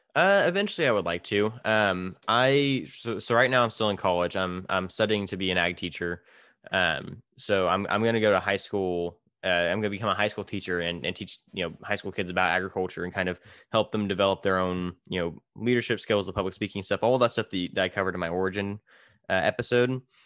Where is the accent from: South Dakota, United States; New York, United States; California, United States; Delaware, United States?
California, United States; now in Minnesota, United States; I'm from California, we grow everything